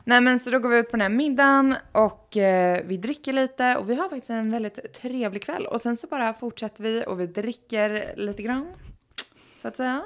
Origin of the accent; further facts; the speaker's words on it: Sweden; moved away as an adult; now in Los Angeles, United States; Jag var hemma i Sverige för första gången på fyra år